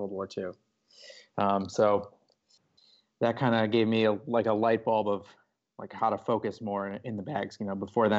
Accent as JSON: {"language": "English", "area": "Chicago suburbs", "region": "Illinois", "country": "United States", "tie": "born or raised there", "also_born_or_lived": "Austin, Texas", "moved": "as an adult", "said": "Yeah, so I grew up in Chicago suburbs"}